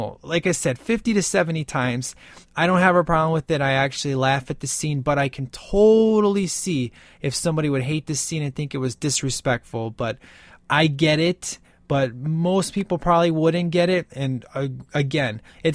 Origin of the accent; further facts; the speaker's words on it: Chicago, Illinois, United States; You know, I grew up in like, it was a pretty bad part of town.